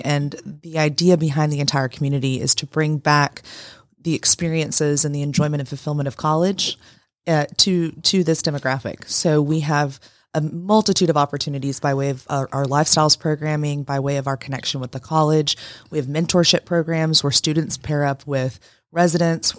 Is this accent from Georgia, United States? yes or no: yes; Woodstock, Georgia, United States; now in Rome, United States; I'm from Woodstock, Canton